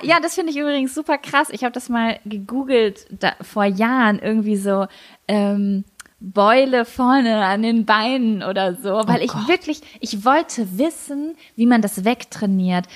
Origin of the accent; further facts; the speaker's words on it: Lübbecke, North Rhine-Westphalia, Germany; Ich war ja in jedem Verein in und um Lübbecke